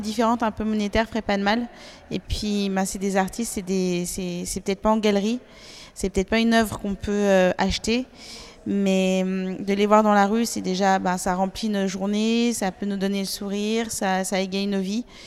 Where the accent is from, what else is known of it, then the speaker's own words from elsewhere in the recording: Paris, Île-de-France, France; chez nous, à Paris